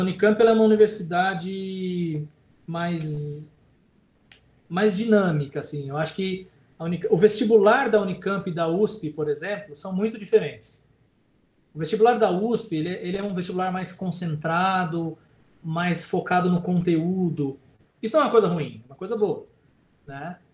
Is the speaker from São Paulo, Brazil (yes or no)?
yes; ABC Paulista, São Paulo, Brazil; moved away as an adult; also born or lived in Campinas; eu sou do ABC, né? Paulista aqui, né? Do lado de São Paulo e vim morar em Campinas para estudar